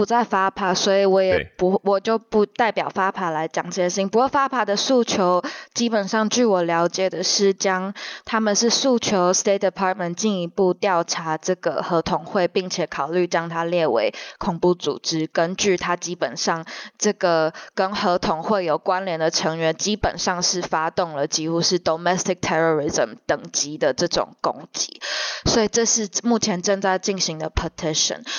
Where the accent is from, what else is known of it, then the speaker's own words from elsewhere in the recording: Taiwan; 虽然我们自己像我们台湾人或台美人或关注中国人权的人